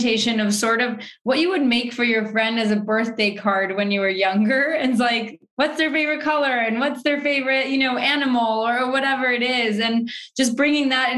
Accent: Mexico; now in New York City, United States; I grew up in Mexico

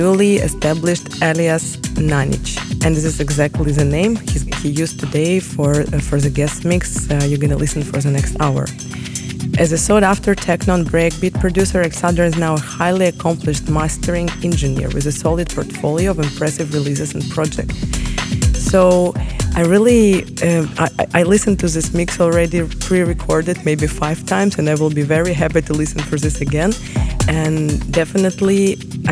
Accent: Kyiv, Ukraine; moved away

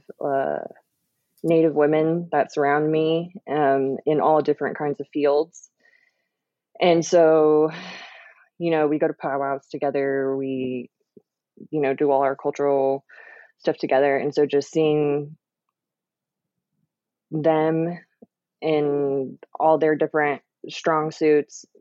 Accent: Oklahoma City, Oklahoma, United States; I'm from Oklahoma City. I grew up here

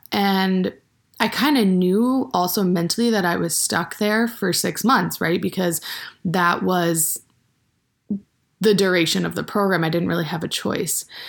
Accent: Maine, United States; moved away as an adult; now in Bozeman, United States; I went to high school in the state of Maine, and then I also went to college in the same town that I went to high school

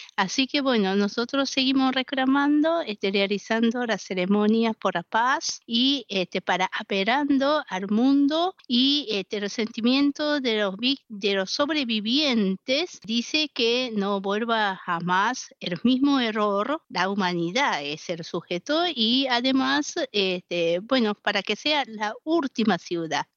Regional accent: Hiroshima, Japan; yo soy de Hiroshima

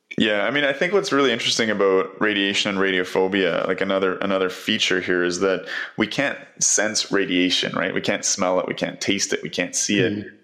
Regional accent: Canada; as a Canadian

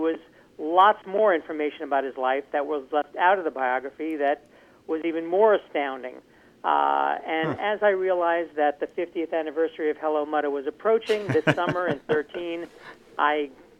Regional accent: New York City, New York, United States; I was raised in New York City, and my friends and I are all much younger than 65, although less younger than I used to be.

